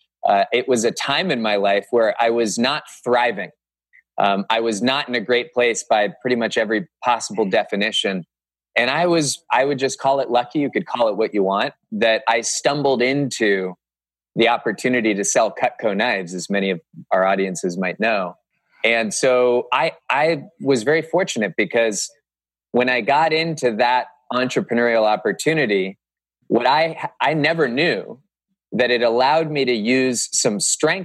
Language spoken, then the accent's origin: English; Cupertino, California, United States; moved away as an adult; also born or lived in Northern Virginia; now in Hudson, United States; I grew up in Cupertino, California